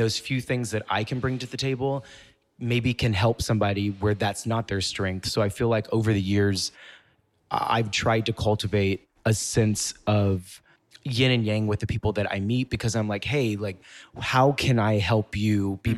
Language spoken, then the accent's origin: English; Mississippi, United States; moved away as an adult; also born or lived in Memphis, Tennessee; now in New York City, United States; I grew up in Mississippi, but a lot of what I did was around Memphis, Tennessee